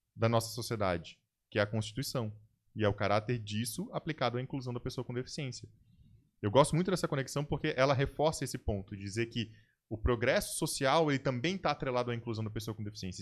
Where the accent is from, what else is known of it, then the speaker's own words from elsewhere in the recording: Brazil; nós, como brasileiros